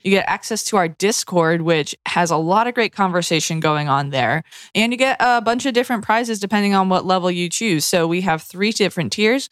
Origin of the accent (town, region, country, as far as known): Massachusetts, United States